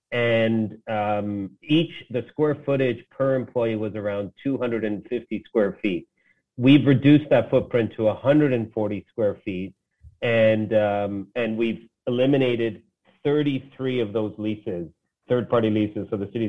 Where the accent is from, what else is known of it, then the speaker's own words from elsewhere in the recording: Toronto, Ontario, Canada; I was born in Toronto. I was born just down the street from where I'm sitting right now at Mount Sinai Hospital.